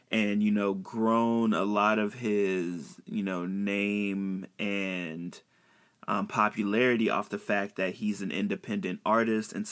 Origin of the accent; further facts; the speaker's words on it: Chicago, Illinois, United States; Now, you all know I'm from Chicago. Um, and you know we love Chance here.